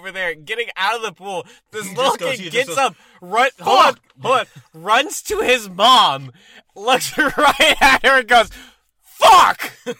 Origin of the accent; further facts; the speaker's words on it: Texas, United States; I grew up in Texas